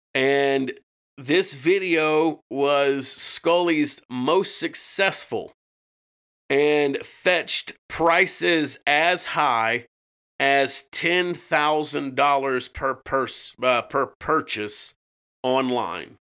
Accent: United States; we're American

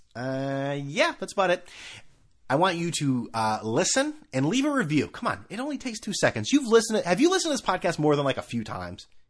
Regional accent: New England, United States; growing up in New England where it's all squares

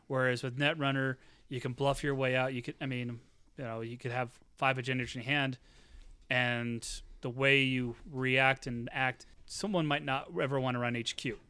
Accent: Normal, Illinois, United States; my hometown of Normal, Illinois

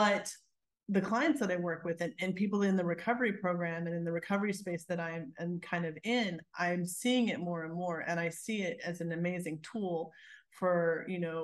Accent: United States; moved away; also born or lived in Pennsylvania / New Jersey; I grew up in Pennsylvania, New Jersey. New Jersey is where I lived last.

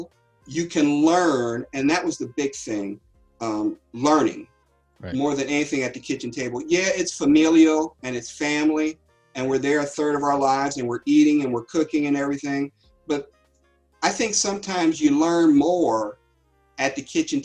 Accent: Cincinnati, Ohio, United States; I'm from Cincinnati.

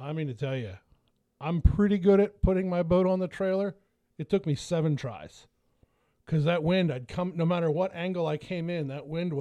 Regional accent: Franklin, United States; this little restaurant in my hometown, Franklin, it's called Foxdale's

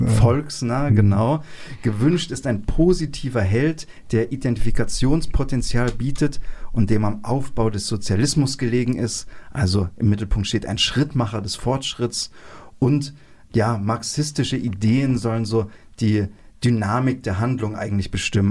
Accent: GDR, East Germany, Germany; Wir sind beide noch in der DDR geboren. Äh, ich bin sogar noch eingeschult worden, gerade so.

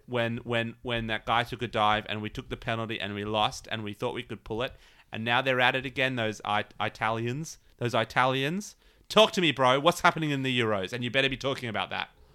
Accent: Australia; I'm Australian

